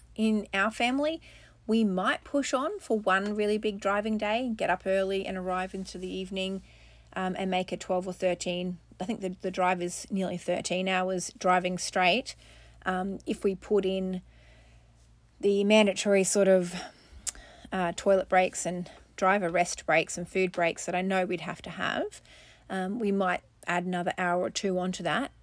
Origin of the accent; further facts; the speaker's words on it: Australia; I'm an Australian mum to four children